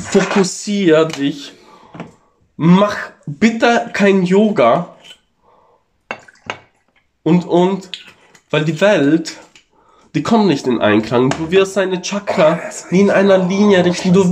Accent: Italy; Also ich als Italiener, ich denke immer ans Essen.

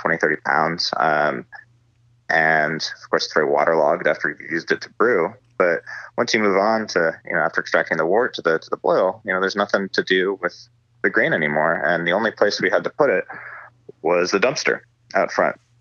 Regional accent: Northern California, United States; also born or lived in Los Angeles, California; I grew up in Northern California

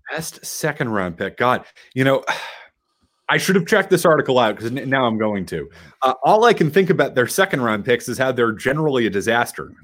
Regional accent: Boston, Massachusetts, United States; also born or lived in Portland; I'm a Bostonian

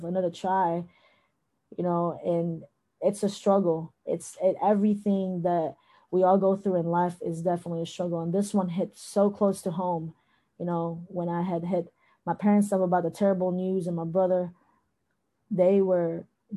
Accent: Thailand; moved away; also born or lived in Philippines; I was born in the Philippines, but I grew up in Thailand.

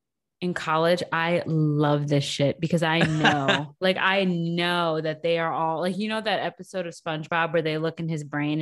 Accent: Wisconsin, United States; born or raised there; moved away

